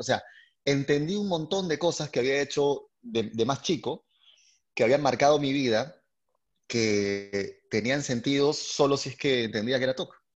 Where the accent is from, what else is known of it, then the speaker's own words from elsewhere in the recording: Lima, Peru; yo eh, soy de Lima, eh, Perú